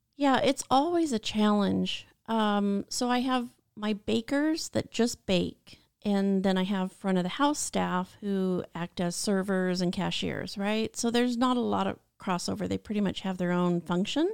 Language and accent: English; Washington, United States; moved away as an adult; also born or lived in Long Beach, California; now in California, United States; born and raised in Washington and wanted to live in California for the sun and the beach